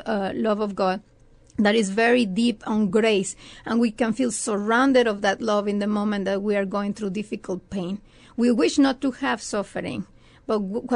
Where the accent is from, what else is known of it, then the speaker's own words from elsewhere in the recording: Mexico; moved away as an adult; also born or lived in Ohio; now in San Antonio, United States; I'm from Mexico.